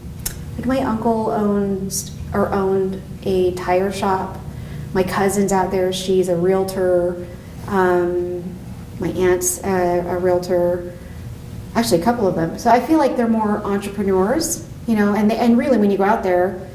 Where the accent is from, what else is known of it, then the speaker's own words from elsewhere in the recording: Las Vegas, Nevada, United States; also born or lived in Hawaii / Reno / California; I was born in Hawaii, and so I tell everybody that I relocated to the Ninth Island, because you know everybody says Las Vegas is the Ninth Island. So I moved out here when I was five, my family moved out here.